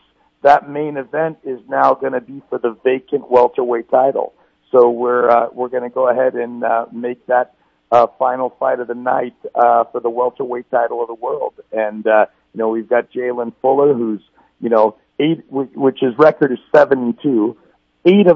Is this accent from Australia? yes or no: no; Southern California, United States; I'm from Southern California